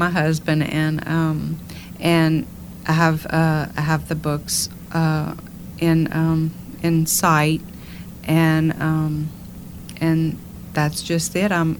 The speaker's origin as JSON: {"language": "English", "area": "Cajun", "region": "Louisiana", "country": "United States", "said": "I am proud to be called a Cajun"}